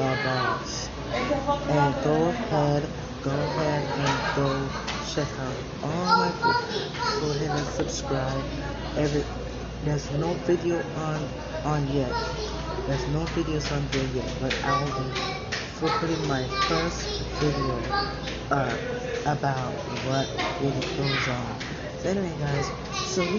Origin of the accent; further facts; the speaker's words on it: Kingston, Jamaica; I was born in Kingston, Jamaica, and growing up in Jamaica was a great experience